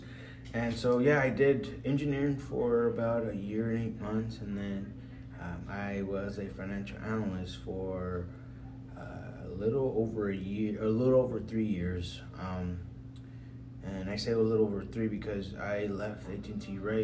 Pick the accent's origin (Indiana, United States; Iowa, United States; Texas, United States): Texas, United States; Dallas; I grew up here in Dallas, East Dallas